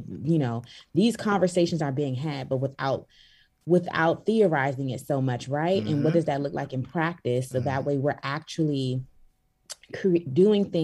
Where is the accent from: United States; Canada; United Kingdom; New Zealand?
United States; Washington, District of Columbia; moved away as an adult; also born or lived in Sierra Leone (ancestry); now in Los Angeles, United States; And I'm from Sierra Leone, West Africa, family from Sierra Leone, West Africa, born and raised in Washington, D.C., and now currently living in Los Angeles